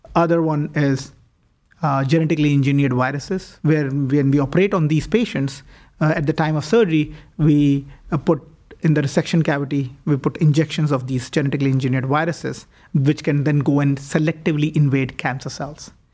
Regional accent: New Delhi, Delhi, India; moved away as an adult; also born or lived in Toronto, Canada; now in Cleveland, United States; I was born and raised in India. Uh, w, did most of my high school education as well as my medical school in New Delhi

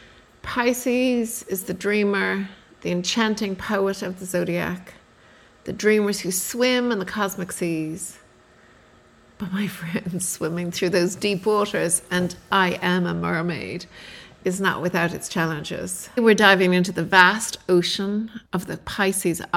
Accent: Ireland; now in Australia; I was brought up in Ireland

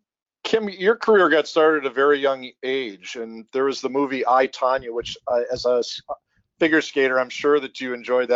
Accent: Minnesota, United States; Growing up in Minnesota

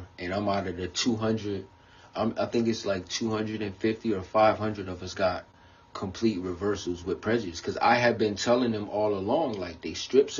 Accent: New York, United States; But he still liked me, but because he knew, like, I come from New York. We don't play with police.

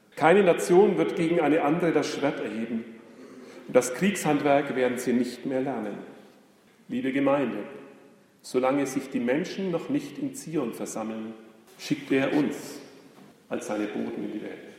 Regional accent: Germany; wir als Deutsche

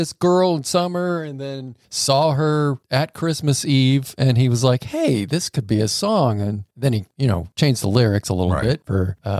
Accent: Florida, United States; a fellow Floridian.

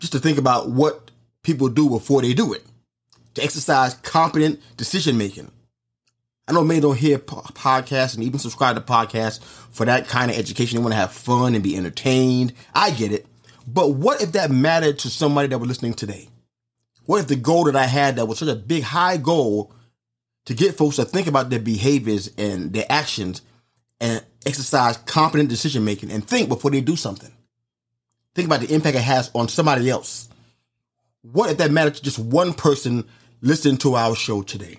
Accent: New York City, New York, United States; when I was a kid walking the streets of New York City

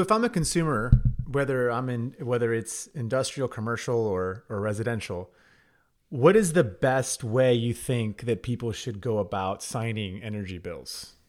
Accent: Texas, United States; I'm a Texan. We all take pride as being Texans

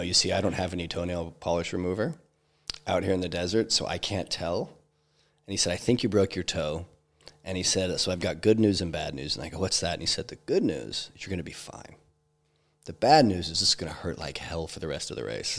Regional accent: Idaho, United States; I grew up hiking in Idaho

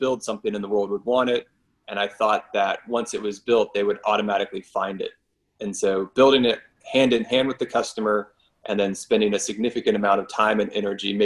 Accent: Florida, United States; moved away as an adult; also born or lived in Durham, North Carolina; I grew up in Florida

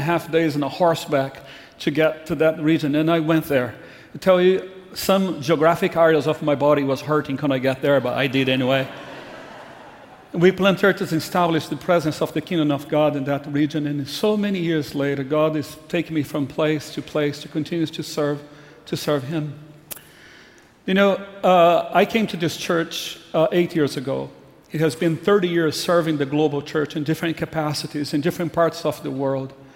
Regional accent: Brazil; moved away as an adult; I grew up in Brazil.

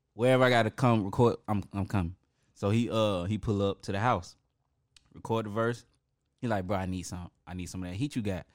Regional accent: Atlanta, Georgia, United States; I'm from the West Side

